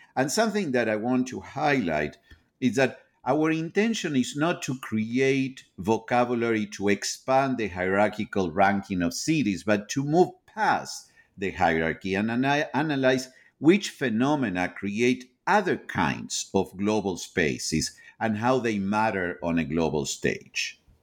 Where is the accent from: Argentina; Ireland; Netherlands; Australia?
Argentina; moved away as an adult; now in United States; I am originally from Argentina. I have, eh, been living in, in the United States, um, since the early nineteen nineties